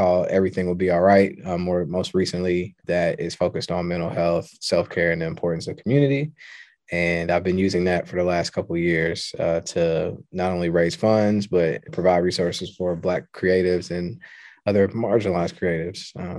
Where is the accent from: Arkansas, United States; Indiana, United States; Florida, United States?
Indiana, United States; Indianapolis; I'm from the Midwest. I'm from Indianapolis, Indiana, but I've moved around a lot.